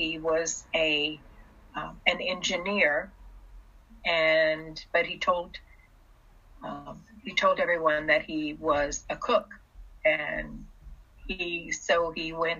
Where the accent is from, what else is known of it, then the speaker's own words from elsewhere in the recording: China; born there; I was born in China, in communist China. And my parents left Russia during the Russian Revolution. That's how we got to China.